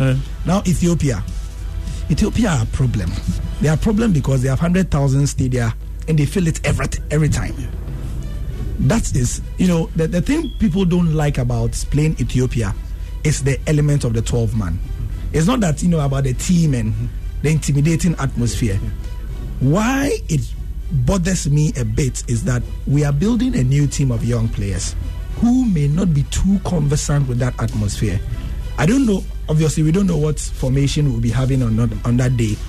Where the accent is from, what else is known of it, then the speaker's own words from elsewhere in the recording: Ghana; as a Ghanaian